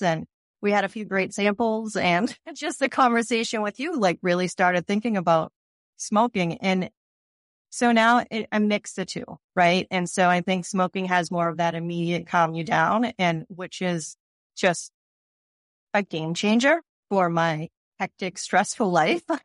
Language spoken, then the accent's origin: English; Cambridge, Massachusetts, United States; moved away as an adult; Cambridge, and I've grown up here, and I lived in other places and came back